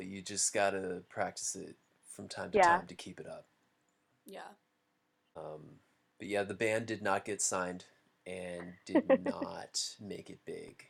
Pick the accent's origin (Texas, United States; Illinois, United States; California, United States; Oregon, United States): California, United States; San Jose; moved away as an adult; now in Los Angeles, United States; I'm originally from the Bay Area, and I moved down to LA for college, and then I moved back, and then I moved back again for work. So I'm in LA right now.